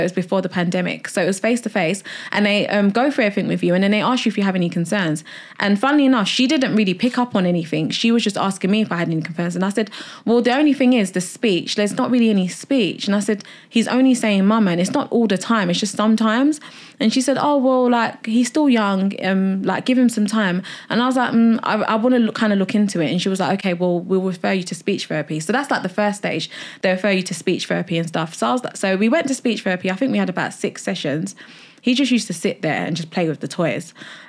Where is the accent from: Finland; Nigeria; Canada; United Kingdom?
Nigeria; Coming from, like, I'm Nigerian, so like disability, anything like that, mental health, it's like a big taboo, like in the African community.